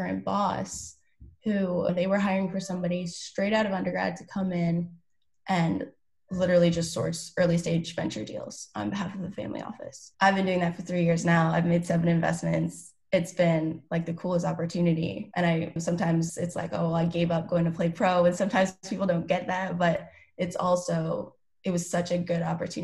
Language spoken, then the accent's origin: English; Ottawa, high school near Toronto, Ontario, Canada; moved away as an adult; I am actually originally from Canada. I was born in Ottawa, went to high school near Toronto